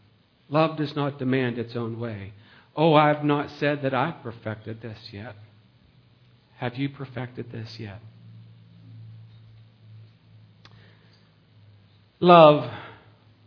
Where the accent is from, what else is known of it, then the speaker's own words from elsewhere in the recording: United States; We're an American